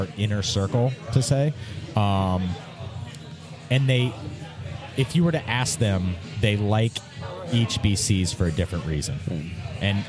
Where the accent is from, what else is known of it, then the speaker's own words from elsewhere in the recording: Mason, Ohio, United States; we're from Mason. Like, yeah. we live in Mason. Like, that's our home